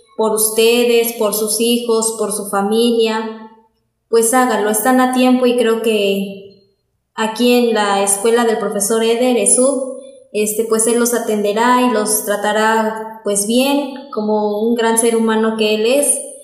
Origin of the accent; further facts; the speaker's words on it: San Bartolo Tutotepec, Hidalgo, Mexico; soy de aquí de San Bartolo Tototepec, vivo en la colonia Los Reyes